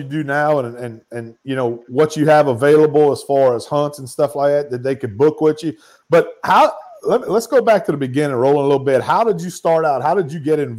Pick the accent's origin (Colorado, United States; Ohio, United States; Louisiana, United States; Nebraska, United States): Louisiana, United States; Evangeline Parish; growing up in Evangeline Parish where I grew up